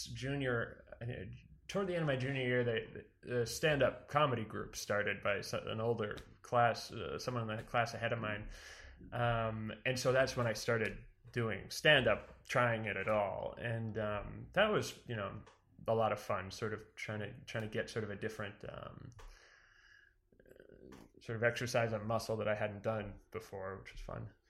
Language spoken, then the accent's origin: English; Weare, New Hampshire, United States; I'm from New Hampshire originally, a small town called Ware.